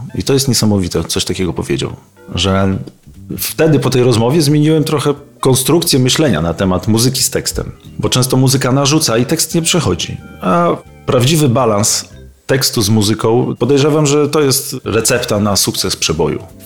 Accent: Bartoszyce, Warmian-Masurian Voivodeship, Poland; moved away; also born or lived in Olsztyn; z Olsztyna nie pochodzę, tylko pochodzę z Bartoszyc, ale mieszkałem w Olsztynie

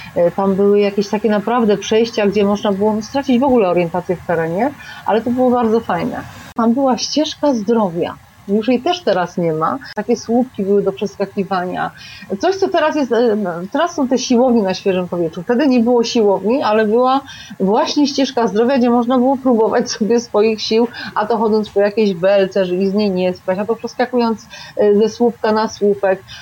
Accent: Kraków, Lesser Poland, Poland; also born or lived in Nowa Huta, Kraków; Ja urodziłam się na Krowodrze, znaczy moje pierwsze mieszkanie było na Krowodrze, tam było moje pierwsze przedszkole, pierwsza podstawówka, a potem przeprowadziliśmy się do Huty na Bohaterów Września, jak byłam już w czwartej klasie podstawówki

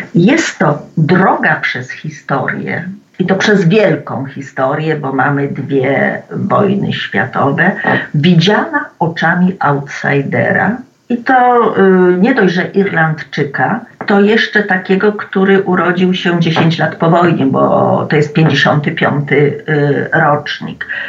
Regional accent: Poland

